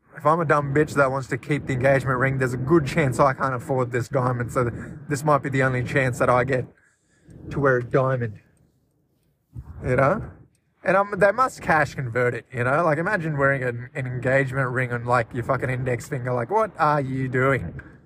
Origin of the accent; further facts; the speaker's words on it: Australia; I'm from mainland Australia, technically